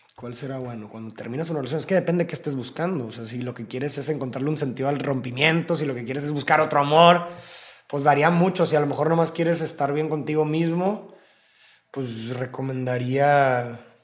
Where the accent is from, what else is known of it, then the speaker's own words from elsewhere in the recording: Monterrey, Nuevo León, Mexico; Somos de Monterrey